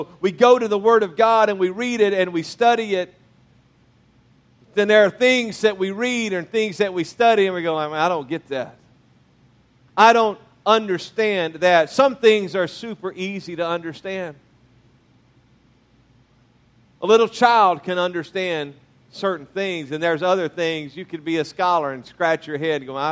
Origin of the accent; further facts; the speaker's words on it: Louisiana, United States; moved away; also born or lived in Mississippi; born in Mississippi, raised in Louisiana